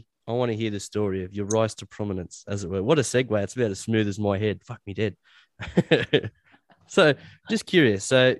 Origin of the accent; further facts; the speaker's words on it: Dubbo, New South Wales, Australia; I was from Dubbo